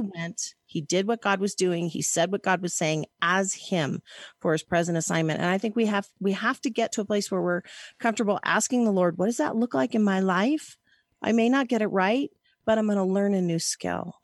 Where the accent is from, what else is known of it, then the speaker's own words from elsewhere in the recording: Hays, Kansas, United States; also born or lived in San Francisco Bay Area, California; now in Lake Tahoe, United States; I was born in Hays, Kansas.